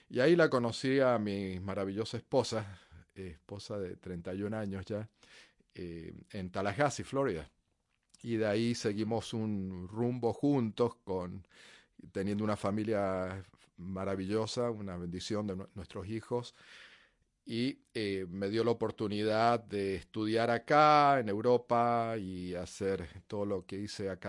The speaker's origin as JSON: {"language": "Spanish", "region": "Mendoza", "country": "Argentina", "tie": "born or raised there", "said": "nací en Argentina, en Mendoza, en las montañas cerca de la frontera con Chile. Y eh, es un desierto eh, y una ciudad bastante conservadora. Y mm, bueno, fue donde crecí."}